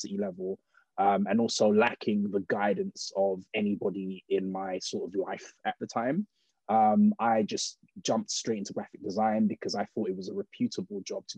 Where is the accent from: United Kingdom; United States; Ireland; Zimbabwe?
United Kingdom; I am British born, of Nigerian heritage.